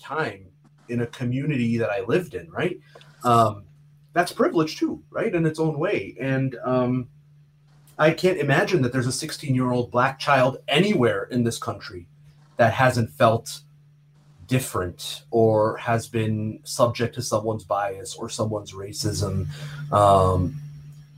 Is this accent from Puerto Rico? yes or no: no; Canada; I grew up in Canada. I felt like a Canadian boy, just like everybody else in my class